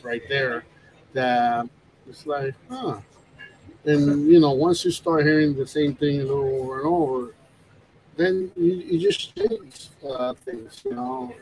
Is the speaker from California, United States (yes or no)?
no; New York, United States; I grew up in New York, so it, it reminds me of my childhood